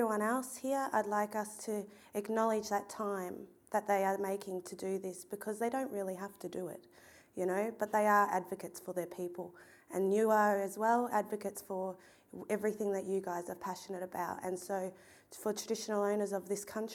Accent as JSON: {"language": "English", "area": "Ballarat to Dimboola", "region": "Victoria", "country": "Australia", "tie": "born or raised there", "also_born_or_lived": "Melbourne", "said": "I was born here in Melbourne, but grew up travelling between towns that led you straight from Ballarat to Dimboola along the Wimmera River."}